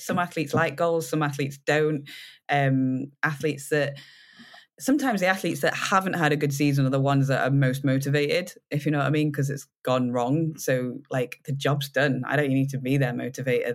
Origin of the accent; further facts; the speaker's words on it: United Kingdom; being British